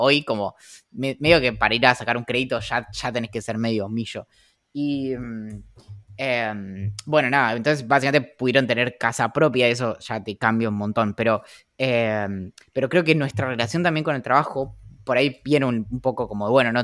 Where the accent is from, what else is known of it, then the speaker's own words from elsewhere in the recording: San Carlos de Bariloche, Río Negro, Argentina; creciendo en, en Bariloche y todo, o sea, como toda mi vida